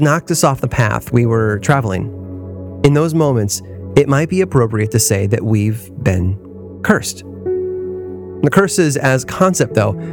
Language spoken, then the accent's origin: English; Chicago, Illinois, United States; moved away as an adult; also born or lived in Boston; Growing up in the Chicago area